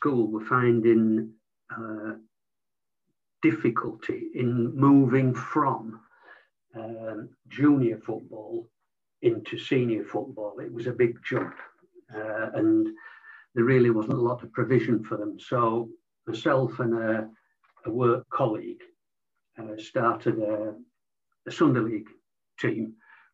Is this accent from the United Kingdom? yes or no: yes; Leeds, Yorkshire and the Humber, United Kingdom; born in Leeds to a predominantly non-sporting family